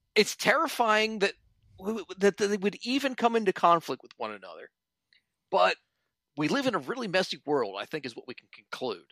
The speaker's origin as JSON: {"language": "English", "town": "Philadelphia", "region": "Pennsylvania", "country": "United States", "tie": "born or raised there", "moved": "yes", "lives_now": "Washington, D.C., United States", "said": "I was born in, in Philly and now I'm in D C"}